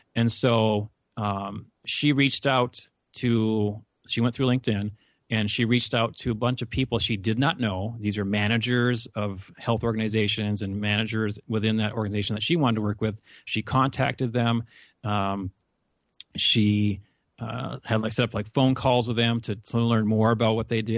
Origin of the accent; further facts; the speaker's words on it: North Dakota, United States; accent: Upper Midwest; moved away as an adult; also born or lived in Argentina; now in Phoenix, United States; I come from a rural North Dakota small town